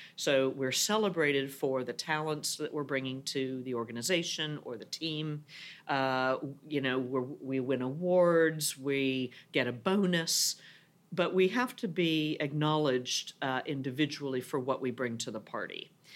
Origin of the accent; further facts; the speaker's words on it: United States; moved away as an adult; now in Europe; as an American